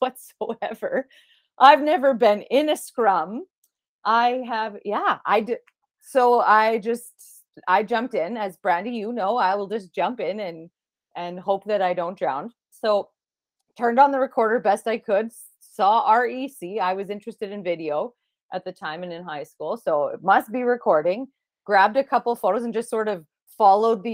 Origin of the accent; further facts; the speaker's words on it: North Battleford, Saskatchewan, Canada; moved away as an adult; now in Lloydminster, Canada; I was born in Lloyd and lived here until the second grade. And then my mom and I moved to North Battleford. I graduated from there.